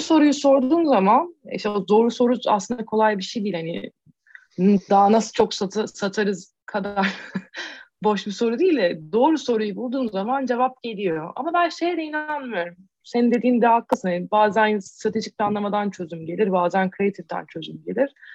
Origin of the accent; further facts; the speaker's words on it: Turkey; moved away; bir Türk olarak